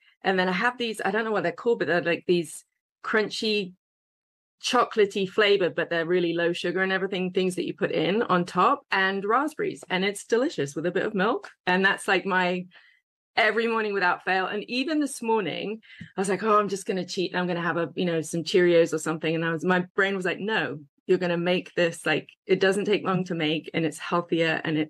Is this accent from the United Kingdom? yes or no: yes; England, United Kingdom; moved away as an adult; I came over from England to a big hotel, and I was an intern making these massive vats of coleslaw.